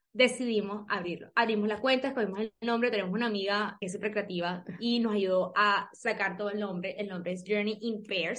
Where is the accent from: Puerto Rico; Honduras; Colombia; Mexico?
Colombia; somos colombianas